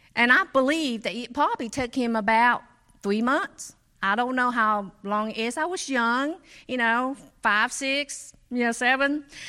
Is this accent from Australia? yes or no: no; Cambodia; moved away; I was born in Cambodia